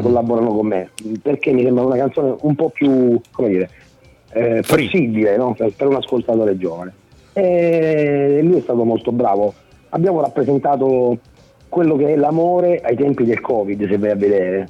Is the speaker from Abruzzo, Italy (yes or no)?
yes; Abruzzo, Italy; io da abruzzese